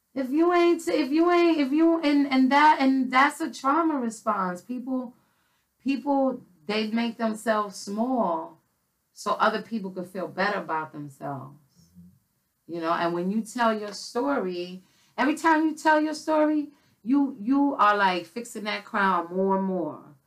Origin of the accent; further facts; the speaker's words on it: New York City, New York, United States; I grew up in the Bronx.